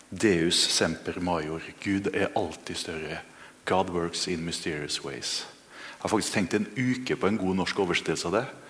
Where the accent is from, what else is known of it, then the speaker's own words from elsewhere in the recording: Kristiansund, Møre og Romsdal, Norway; moved away; Jeg vokste opp i Kristiansund